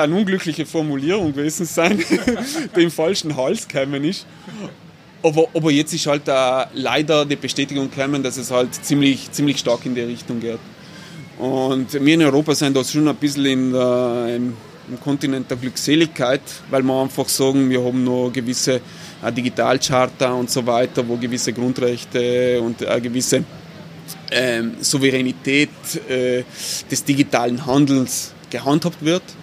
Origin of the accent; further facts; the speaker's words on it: Bolzano, Trentino-Alto Adige, Italy; bin ein gebürtiger Bozner, eigentlich ein Shangayalo, wie man so schön sagt, weil ich komme aus der Peripherie von Bozen